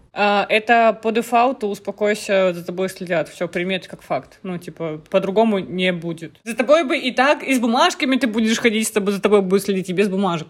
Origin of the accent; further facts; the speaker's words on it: Murmansk, Murmansk Oblast, Russia; now in Tyumen, Russia; я из Мурманска. И полис у меня мурманский